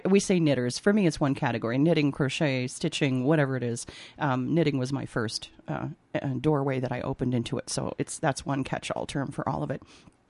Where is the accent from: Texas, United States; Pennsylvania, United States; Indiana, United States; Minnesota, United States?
Minnesota, United States; accent: Minnesota; moved away as an adult; now in New York, United States; I'm in Minnesota now. Here comes my Minnesota accent.